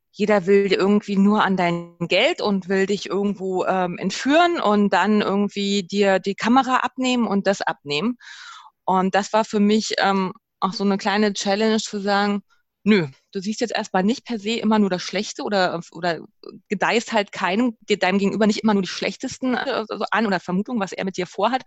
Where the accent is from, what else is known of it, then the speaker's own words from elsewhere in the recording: Germany; wir als Deutsche, als Europäer